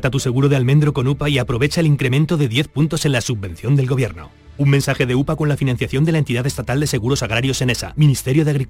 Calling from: Seville, Andalusia, Spain; de de Sevilla.

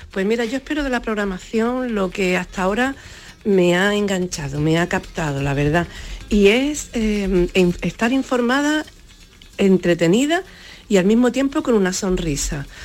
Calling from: Málaga, Andalusia, Spain; Soy … de Málaga, olvidé decirlo.

